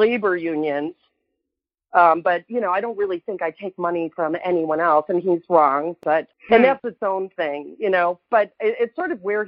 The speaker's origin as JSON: {"language": "English", "area": "outside of Chicago", "region": "Illinois", "country": "United States", "moved": "as an adult", "said": "I'm originally from the Midwest, from Chicago, outside of Chicago. And I moved here in 89."}